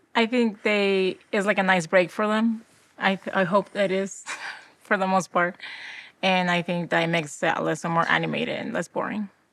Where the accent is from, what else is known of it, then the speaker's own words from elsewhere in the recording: Peru; now in Utah, United States; I was born in South America, in Peru